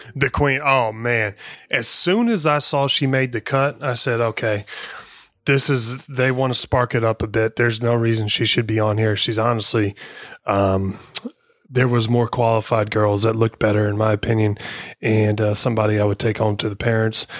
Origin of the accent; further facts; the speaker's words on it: Missouri, United States; I'm from Missouri